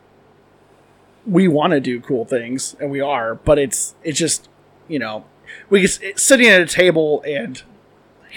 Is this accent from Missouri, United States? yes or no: no; Pleasant Plains, Illinois, United States; I grew up in Pleasant Plains